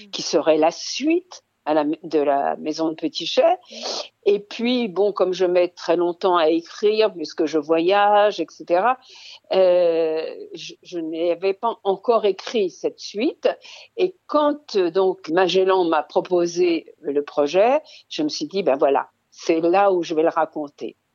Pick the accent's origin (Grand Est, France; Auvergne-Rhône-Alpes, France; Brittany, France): Auvergne-Rhône-Alpes, France; Lyon; born there; Donc, je suis née à Lyon dans le train parce que ma mère voulait accoucher à, Grenoble auprès de sa mère, laquelle habitait Grenoble